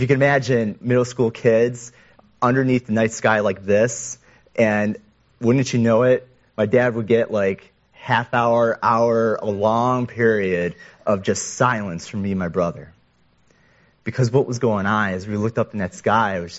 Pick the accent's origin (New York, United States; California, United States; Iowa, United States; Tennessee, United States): New York, United States; Western; I was a middle schooler, growing up in Western New York